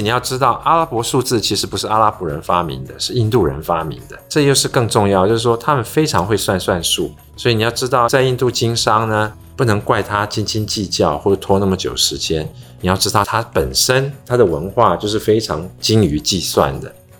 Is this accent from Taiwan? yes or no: yes; Taiwan; 对对对，然后我们台湾人去那边做饮食的时候，也要适应他们那边习惯啦。